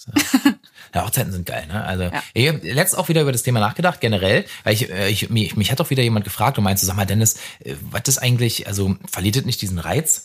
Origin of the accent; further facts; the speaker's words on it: Brandenburg, Germany; also born or lived in Flensburg; now in Berlin, Germany; Wenn du aus Brandenburg kommst, wo es tendenziell halt nicht so viel regnet